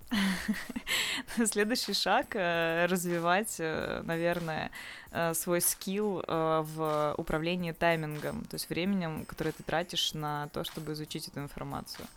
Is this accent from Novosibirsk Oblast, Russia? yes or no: yes; Novosibirsk, Novosibirsk Oblast, Russia; moved away as an adult; now in Saint Petersburg, Russia; я из Новосибирска. А, полгода уже чуть больше живу в, Сан- в Санкт-Петербурге.